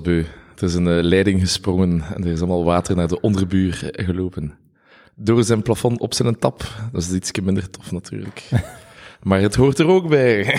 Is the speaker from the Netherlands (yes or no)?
no; Ghent, Flanders, Belgium; als Gentenaar